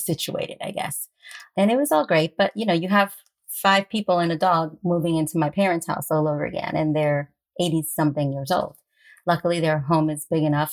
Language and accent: English; Westchester County, New York, United States; I grew up in Westchester County in New York